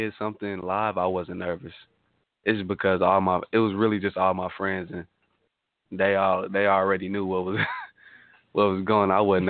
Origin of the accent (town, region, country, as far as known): Tulsa, Oklahoma, United States